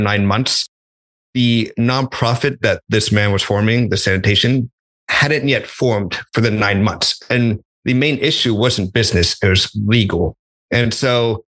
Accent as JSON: {"language": "English", "region": "Texas", "country": "United States", "also_born_or_lived": "Oklahoma", "moved": "as an adult", "said": "I was from Texas, went to college in Oklahoma, hadn't explored the world all that much."}